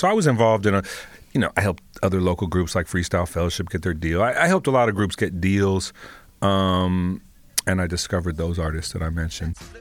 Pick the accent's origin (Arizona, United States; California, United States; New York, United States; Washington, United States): California, United States; Los Angeles; born and raised in Los Angeles, proud to be from the Crenshaw district